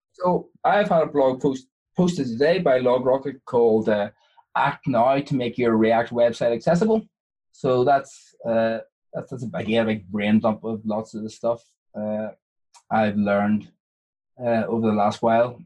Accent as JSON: {"language": "English", "country": "Ireland", "said": "I'm Irish"}